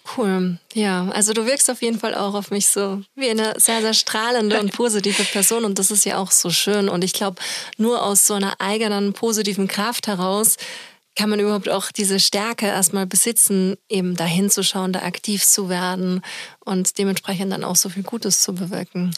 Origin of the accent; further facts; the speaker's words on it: Austria; now in Germany; in Österreich, wo ich herkomme